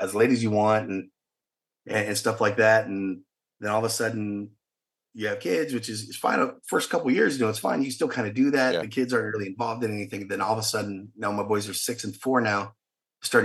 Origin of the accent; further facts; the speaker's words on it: Fredericksburg, Texas, United States; also born or lived in Blanco, Texas; I grew up in a small town of Blanco and Fredericksburg